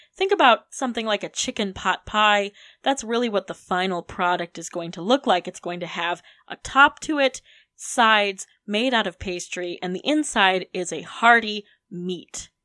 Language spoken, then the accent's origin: English; Detroit, Michigan, United States; now in Charlottesville, United States; growing up in Metro Detroit